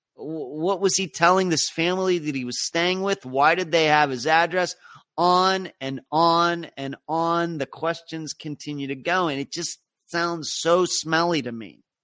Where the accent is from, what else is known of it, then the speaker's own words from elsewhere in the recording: United States; as an American